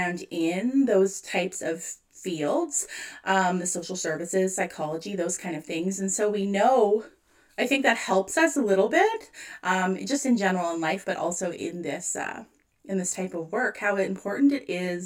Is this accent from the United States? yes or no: no; Canada